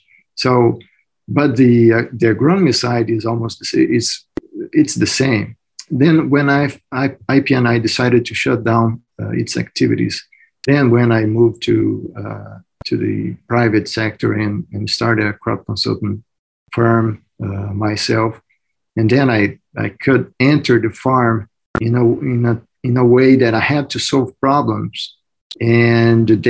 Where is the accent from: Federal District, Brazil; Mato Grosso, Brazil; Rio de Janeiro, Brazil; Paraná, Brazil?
Mato Grosso, Brazil; moved away as an adult; now in United States; Mato Grosso, which is my home state in Brazil